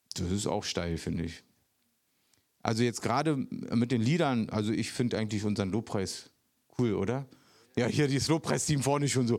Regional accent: Berlin, Germany; moved away; Ich bin echter Ostberliner sogar noch.

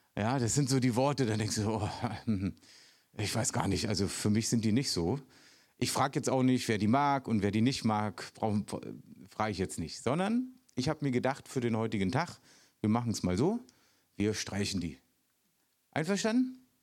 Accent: Berlin, Germany; moved away; Ich bin echter Ostberliner sogar noch.

